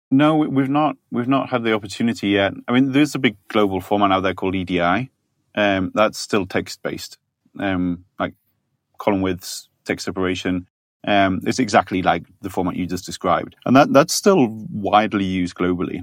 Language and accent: English; Yorkshire and the Humber, United Kingdom; I'm from Yorkshire